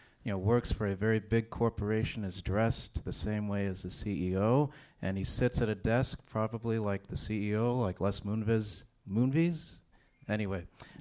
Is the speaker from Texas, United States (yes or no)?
yes; Texas, United States; I grew up in Texas.